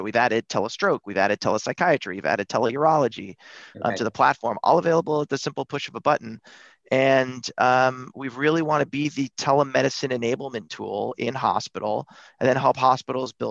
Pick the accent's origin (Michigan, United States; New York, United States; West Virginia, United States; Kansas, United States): New York, United States; Buffalo; I grew up in Buffalo, New York